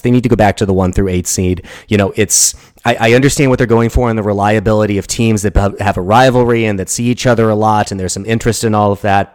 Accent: St. Louis, Missouri, United States; I grew up in the St. Louis area

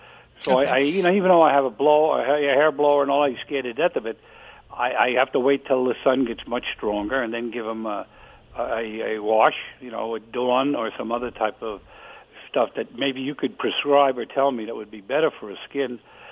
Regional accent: New York, United States; I was born in Greenwich Village.

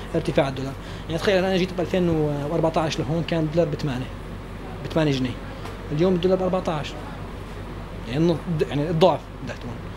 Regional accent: Damascus suburbs, Rif Dimashq, Syria; moved away as an adult; now in Khartoum, Sudan; انا من دمشق انا من الشام يعني من, من ضواحي الشام

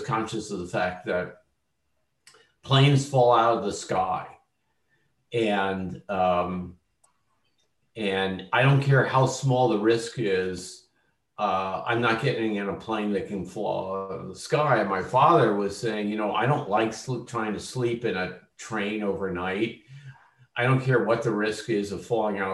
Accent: Philadelphia, Pennsylvania, United States; when I was growing up in Philadelphia

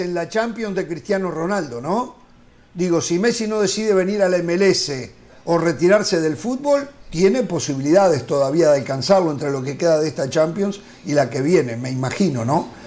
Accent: Uruguay; yo como uruguayo

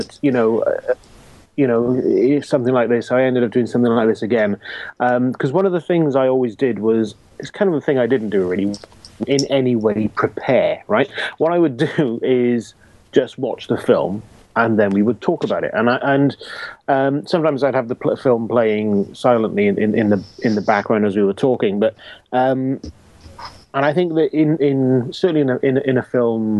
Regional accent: Wales, United Kingdom; I'm Welsh

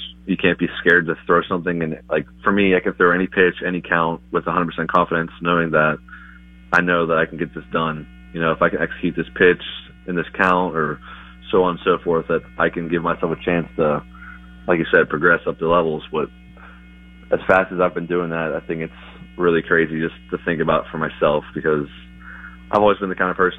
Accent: West Virginia, United States; I was from West Virginia, middle of nowhere, to Elizabethton, Tennessee, playing professionally for the first time for the Twins.

